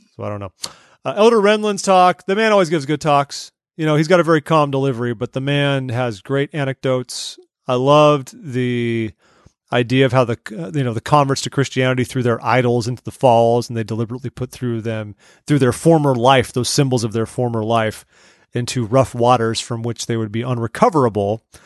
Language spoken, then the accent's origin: English; California, United States; growing up in California